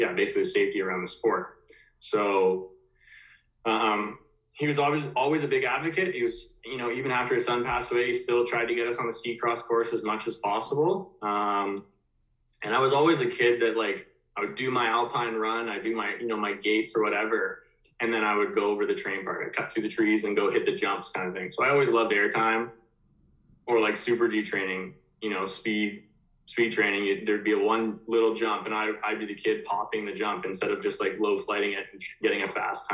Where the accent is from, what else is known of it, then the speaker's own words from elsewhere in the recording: Ontario, Canada; I grew up in Ontario skiing